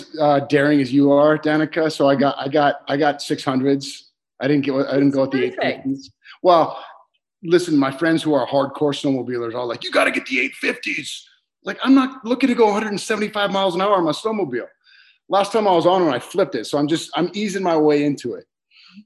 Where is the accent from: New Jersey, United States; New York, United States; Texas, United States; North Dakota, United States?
North Dakota, United States; Minot; moved away as an adult; now in California, United States; I grew up in North Dakota, and we grew up outside of Minot, which is about 10 miles out.